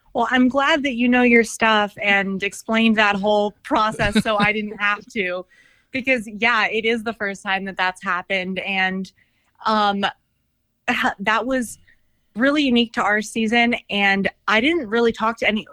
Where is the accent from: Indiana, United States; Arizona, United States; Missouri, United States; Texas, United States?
Arizona, United States; Scottsdale; I grew up in Scottsdale